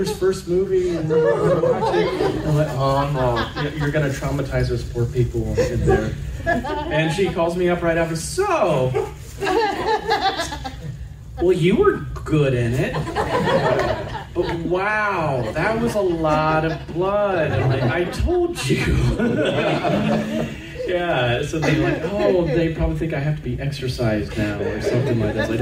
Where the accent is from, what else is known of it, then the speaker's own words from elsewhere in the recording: Alabama, United States; I'm from Alabama